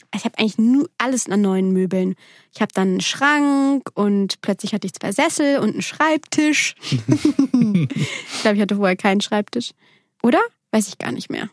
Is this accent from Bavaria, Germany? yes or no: no; Bergisches Land, near Cologne, North Rhine-Westphalia, Germany; moved away; Bergischen Land, so, so nennt man